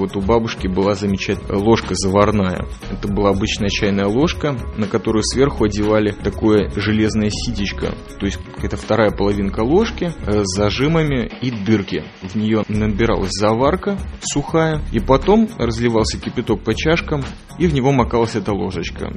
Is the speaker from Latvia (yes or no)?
yes; Riga, Latvia; я родом из Прибалтики, из Риги, родился на краю леса